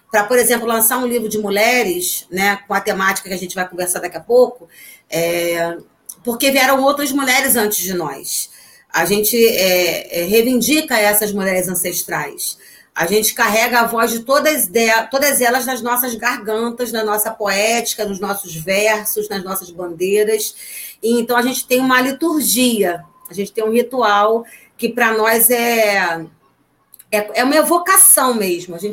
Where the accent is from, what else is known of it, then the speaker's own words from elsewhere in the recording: Niterói, Rio de Janeiro, Brazil; a gente é de Niterói, mas como eu costumo dizer, Niterói é adjacências, né?